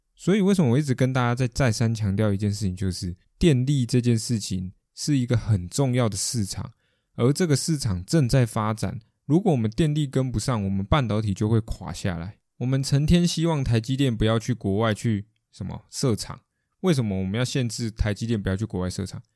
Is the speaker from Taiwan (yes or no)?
yes; Taiwan; 我们台湾人